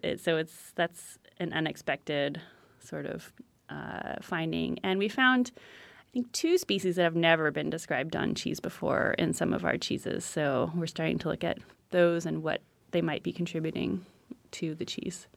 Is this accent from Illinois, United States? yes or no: no; San Francisco, California, United States; I'm from San Francisco